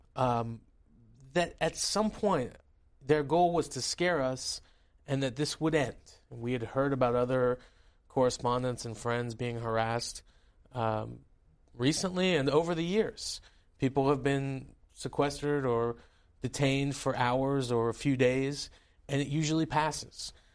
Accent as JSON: {"language": "English", "country": "United States", "tie": "born or raised there", "also_born_or_lived": "Tehran, Iran", "said": "as somebody growing up in your congressional district, um, there was a lot of Iranians around me"}